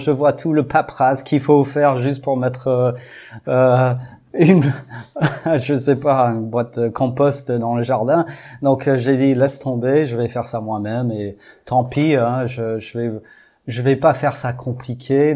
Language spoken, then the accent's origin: French; Houston, Texas, United States; French is a second language; moved away as an adult; now in Brittany, France; j'ai grandi au Texas, à Houston. Donc, en fait, ça, fait que sept ans que je suis en Bretagne